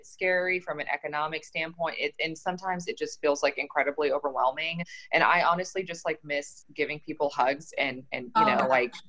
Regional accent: Frankfurt, Hesse, Germany; now in Charlotte, United States; I grew up in Germany, around Frankfurt. My dad was military. My mom's German.

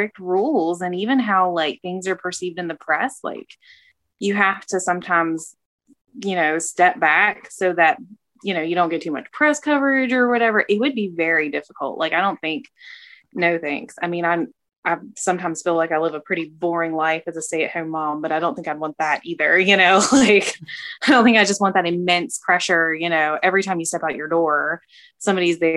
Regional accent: United States; as Americans

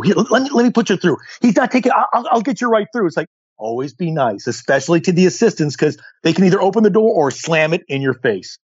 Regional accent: Colorado Springs, Colorado, United States; now in Southern California, United States; I grew up in Colorado Springs

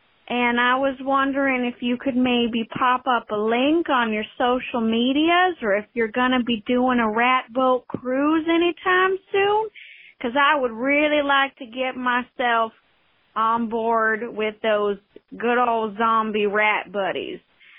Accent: Columbus, Ohio, United States; I am from Columbus, so anytime you want to grab a cup of coffee, just hit me up on them socials.

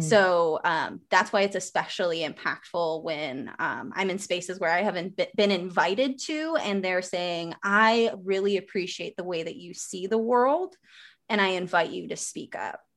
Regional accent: Wisconsin, United States; small, small, small town, like, very small town, Wisconsin, like, down the street from Amish

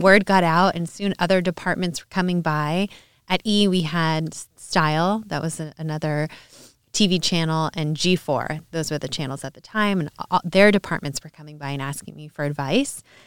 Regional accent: Orange County, California, United States; also born or lived in New Orleans / Los Angeles; I grew up in Orange County, California

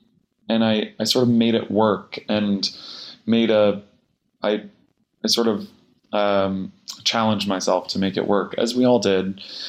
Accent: Vermilion, Ohio, United States; moved away as an adult; also born or lived in Cincinnati, Ohio; now in New York, United States; I'm from suburbs of Cleveland.

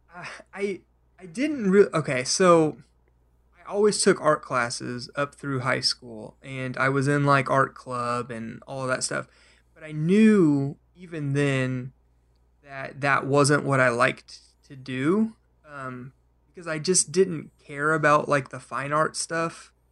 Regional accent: Oklahoma City, Oklahoma, United States; I grew up in Oklahoma, I've been here all my life

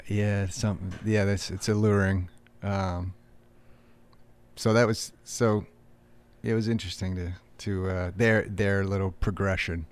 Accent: about forty-five minutes west of Boston, Massachusetts, United States; I grew up, uh, about forty-five minutes west of Boston

